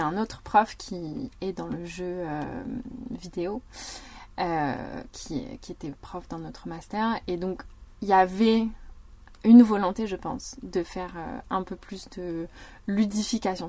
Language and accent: French; near Parthenay, Nouvelle-Aquitaine, France; je viens de Viennet, qui est un petit patelin à côté de Partenay